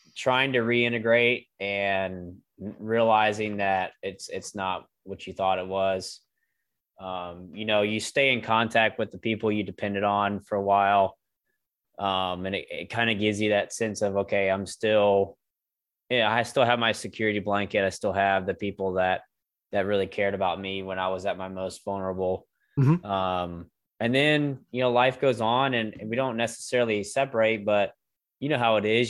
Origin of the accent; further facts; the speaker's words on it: Greensboro, North Carolina, United States; communications company here in Greensboro, my hometown